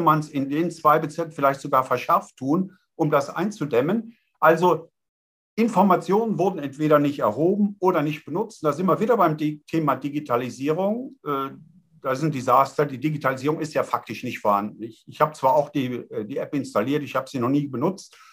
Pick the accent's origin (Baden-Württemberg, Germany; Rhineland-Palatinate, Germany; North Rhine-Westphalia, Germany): Rhineland-Palatinate, Germany; Eifel; Ich komme aus der Eifel, Festung Eifel